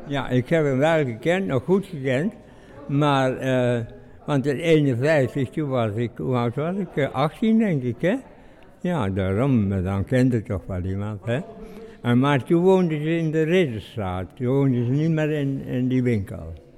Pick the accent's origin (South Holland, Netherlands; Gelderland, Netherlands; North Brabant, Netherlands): North Brabant, Netherlands; Nistelrode; ik kom uit Nisrode eigenlijk, hè. Mijn opa en oma die hebben nog in eh, Nisrode bij ons gewoond